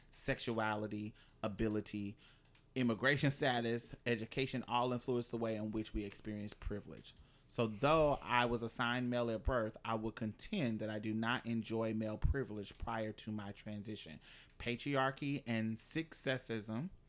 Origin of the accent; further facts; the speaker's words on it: Mobile, Alabama, United States; I grew up in Mobile, Alabama.